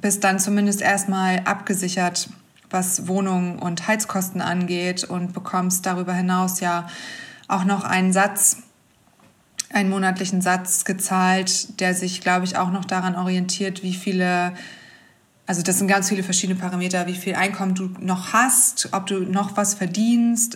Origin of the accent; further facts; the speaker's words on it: Hamburg, Germany; ich komme ja aus Hamburg